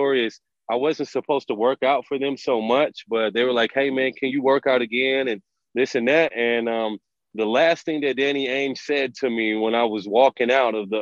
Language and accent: English; Oklahoma City, Oklahoma, United States; moved away as an adult; also born or lived in Kansas; now in New Mexico, United States; I'm from the Oklahoma City area, and I spent my first 2 years of college at the University of Kansas